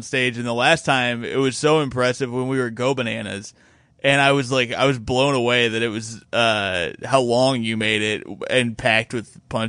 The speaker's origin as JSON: {"language": "English", "town": "Bloomington", "region": "Indiana", "country": "United States", "tie": "born or raised there", "said": "It's in Bloomington, my hometown."}